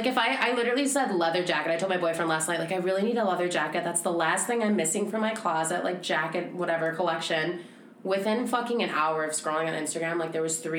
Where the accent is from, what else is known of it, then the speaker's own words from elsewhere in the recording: United States; we're from America. We're very original. We were born in the U.S.